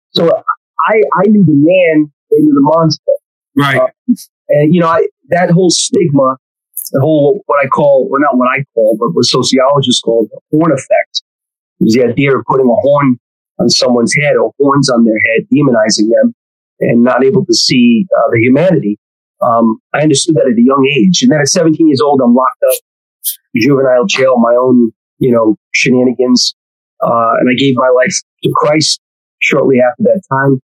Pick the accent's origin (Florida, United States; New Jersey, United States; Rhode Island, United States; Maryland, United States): Rhode Island, United States; Providence; I grew up in Providence, Rhode Island, about two and a half hours from New York City, hour from Boston.